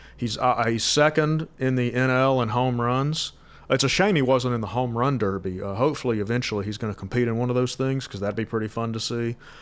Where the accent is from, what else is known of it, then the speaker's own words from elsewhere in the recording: Georgia, United States; I was born in 1993, so growing up in Georgia